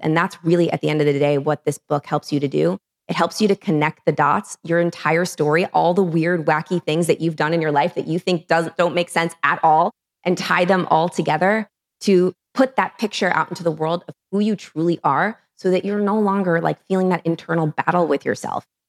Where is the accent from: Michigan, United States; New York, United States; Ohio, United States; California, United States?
New York, United States; New York City; I'm from New York City